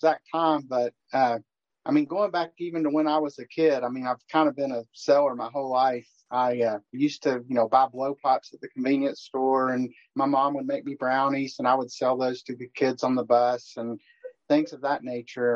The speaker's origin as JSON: {"language": "English", "town": "Knoxville", "region": "Tennessee", "country": "United States", "tie": "born or raised there", "said": "I grew up in Knoxville"}